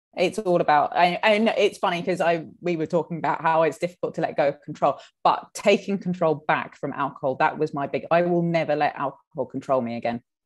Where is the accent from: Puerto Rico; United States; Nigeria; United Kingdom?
United Kingdom; us Brits